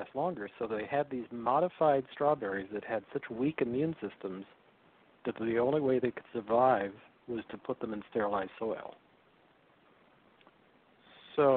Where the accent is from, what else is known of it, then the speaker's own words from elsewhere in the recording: Salinas Valley, California, United States; growing up in the Salinas Valley as a kid